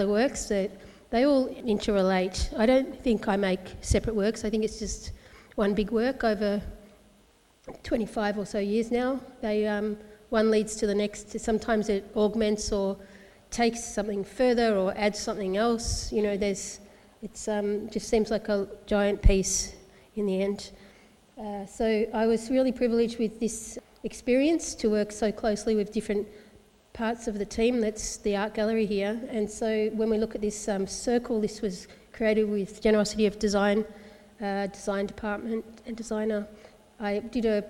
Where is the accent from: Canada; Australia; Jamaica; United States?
Australia; Melbourne, Victoria; also born or lived in St Kilda / Tasmania; now in Hobart, Australia; I grew up in Melbourne as a kid. I was born in St Kilda